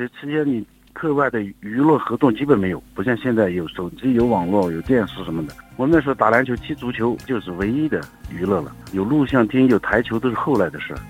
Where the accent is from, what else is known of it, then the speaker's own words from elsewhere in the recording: Sichuan, China; moved away as an adult; also born or lived in Chengdu; 我属于小凉山